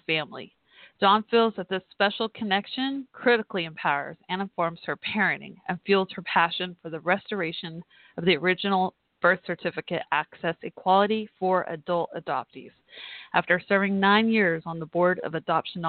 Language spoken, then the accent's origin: English; Texas, United States; my home state of Texas